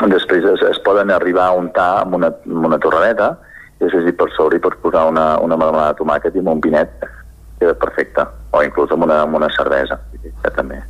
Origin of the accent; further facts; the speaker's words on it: Sora, Catalonia, Spain; nosaltres som de Sora, al nord de la mhm. comarca d'Osona, just a sota Ripoll